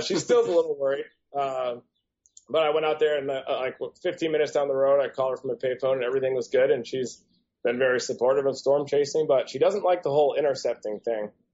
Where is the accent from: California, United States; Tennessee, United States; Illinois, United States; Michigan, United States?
Michigan, United States; Growing up in Michigan